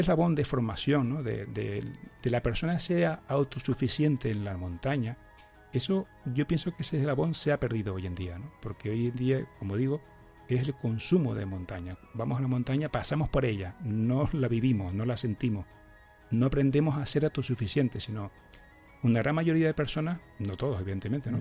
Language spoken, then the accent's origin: Spanish; Tenerife, Canary Islands, Spain; accent: canario; yo estoy aquí en Tenerife, si no, se me notará un poquito en el acento, ¿no? En el canario